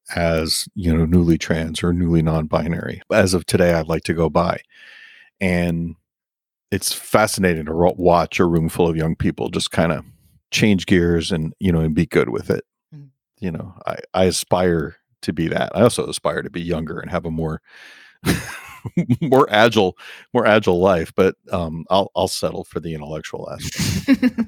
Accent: New York, United States; I grew up as a New Yorker.

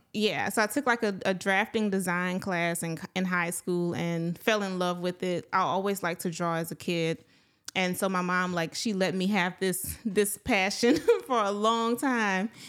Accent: Palmetto, Louisiana, United States; I am from a small town, um, near the Opelousas area. I'm from Palmetto, Louisiana.

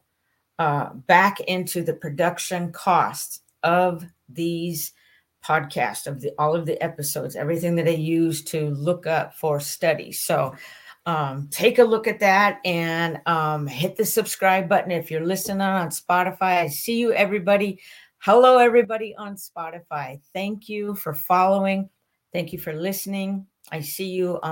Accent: St. Maries, Idaho, United States; my hometown listeners in St. Mary's, Idaho

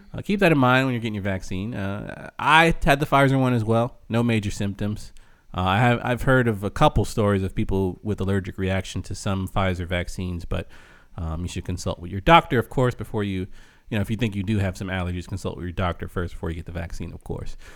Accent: United States; we're American

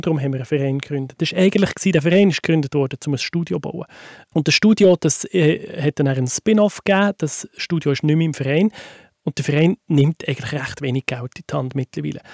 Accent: Switzerland; bei uns in der Schweiz

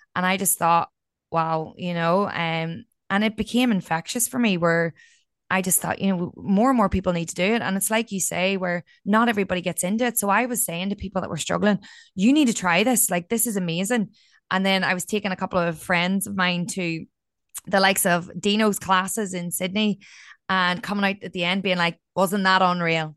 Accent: County Down, Northern Ireland, United Kingdom; moved away as an adult; also born or lived in Australia; there was a lot of suicides in my hometown

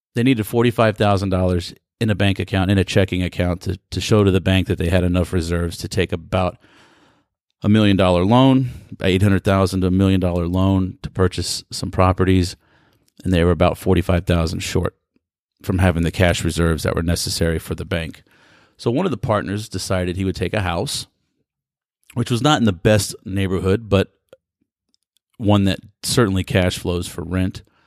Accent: United States; being born and raised in America

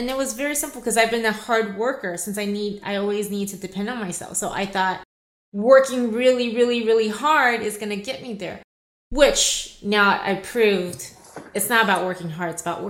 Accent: Los Angeles, California, United States; born there; also born or lived in Taiwan; So I was born in Los Angeles.

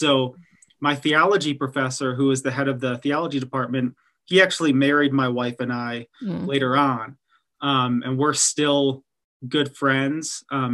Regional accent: Detroit, Michigan, United States; moved away as an adult; also born or lived in Texas; I grew up in Detroit, Michigan

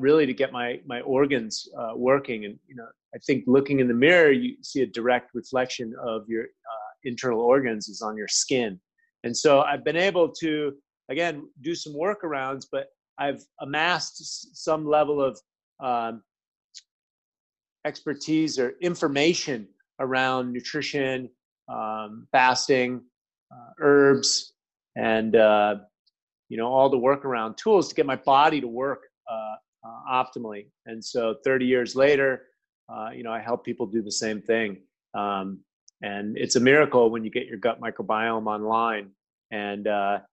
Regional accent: United States; also born or lived in Milan; I'm an American. That's kind of the way I grew up

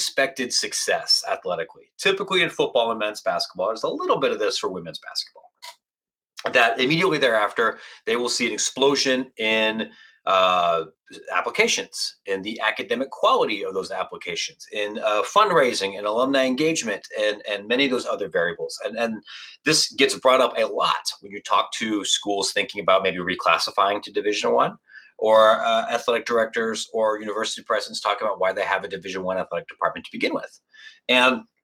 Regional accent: Licking County, Ohio, United States; moved away as an adult; also born or lived in Washington, D.C. / Columbus, Ohio; now in Chicago, United States; I grew up in Licking County, Pataskala, Granville, Newark, Ohio

